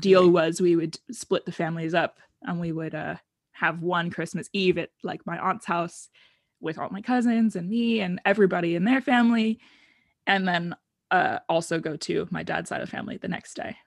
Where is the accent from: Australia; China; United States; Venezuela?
United States; accent: American; moved away as an adult; also born or lived in Oregon / Arizona; now in Netherlands; I grew up in the United States, as you can probably tell from my accent. Um, in Oregon area and then also in Arizona